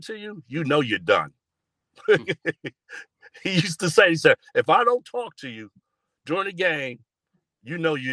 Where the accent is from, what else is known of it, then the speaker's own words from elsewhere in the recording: New York City, New York, United States; I'm from Long Island City. I'm from right near the 59th Street Bridge. So for me, a Queens kid